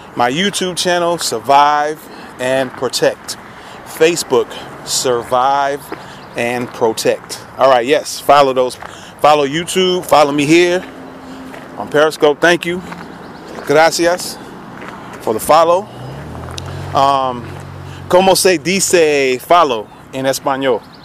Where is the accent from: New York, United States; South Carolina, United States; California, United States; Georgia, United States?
New York, United States; New York City; also born or lived in Queens, New York; now in Tennessee, United States; That's where I grew up in the Bronx